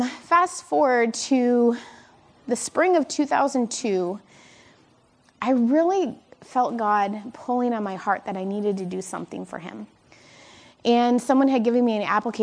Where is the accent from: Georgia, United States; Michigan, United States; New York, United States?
Michigan, United States; I am from Michigan